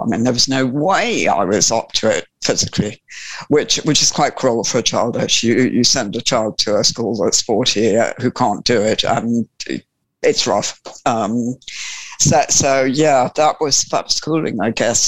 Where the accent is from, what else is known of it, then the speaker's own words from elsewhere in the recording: Sussex, South East England, United Kingdom; I was born in Sussex, and I was born, born, or well, not literally born, but brought up from from birth on a farm